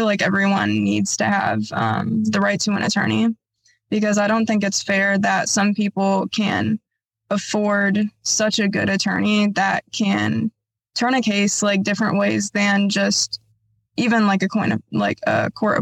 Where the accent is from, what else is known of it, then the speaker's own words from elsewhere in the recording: Bloomington, Illinois, United States; I was born and raised here in Bloomington, Normal, Illinois for my whole life